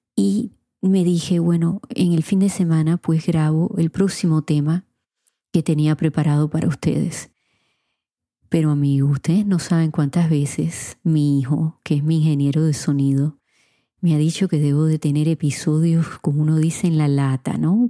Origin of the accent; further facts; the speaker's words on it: Puerto Rico; moved away as an adult; now in Florida, United States; en mi país Puerto Rico